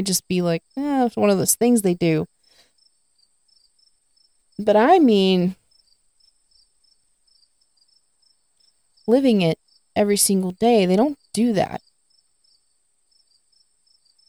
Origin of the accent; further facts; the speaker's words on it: the South, United States; I live in the South, I'm from the South